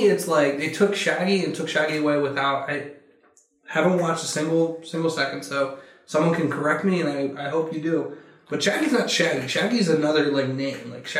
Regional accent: United States; We're from America.

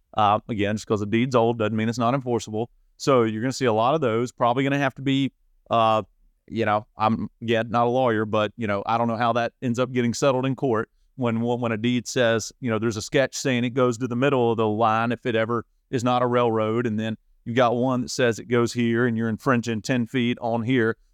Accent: Saluda, North Carolina, United States; I was born and raised in Saluda.

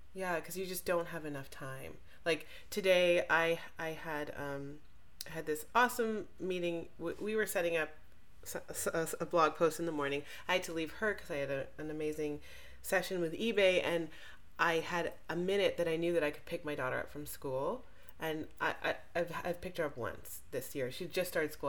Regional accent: Jamaica; I'm Jamaican

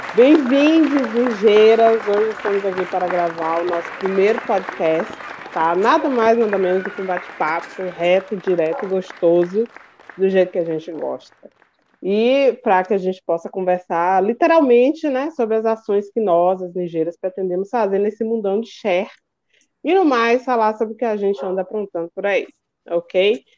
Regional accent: Salvador, Bahia, Brazil; moved away as an adult; now in Paraná, Brazil; Vim da Bahia, interior da Bahia, mas morei a maior parte em Salvador. Agora estou aqui perdida, no meio do Paraná.

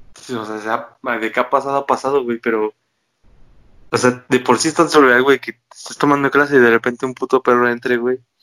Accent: Mexico City, Mexico

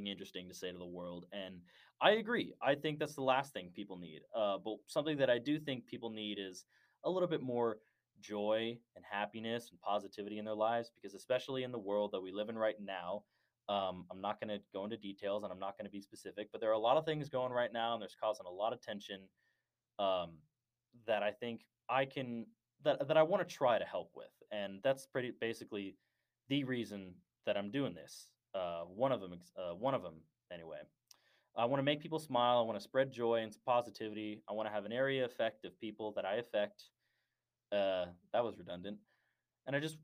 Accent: Dallas, Texas, United States; I am from Dallas, Texas. I'm from the far north area, like around the Plano-Richardson area

